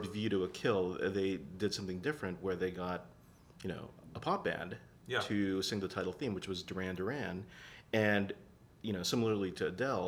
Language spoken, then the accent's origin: English; Seattle, Washington, United States; moved away; I'm originally from Seattle